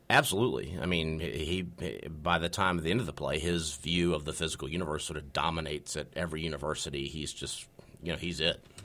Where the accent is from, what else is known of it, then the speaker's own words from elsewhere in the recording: North Carolina, United States; I'm from North Carolina